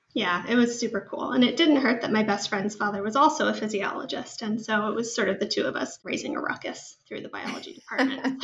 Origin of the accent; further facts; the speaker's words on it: Northern Arizona, United States; moved away; I grew up in Northern Arizona